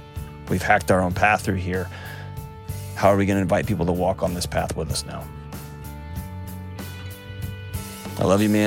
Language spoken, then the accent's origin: English; Texas, United States; moved away; my home state of Texas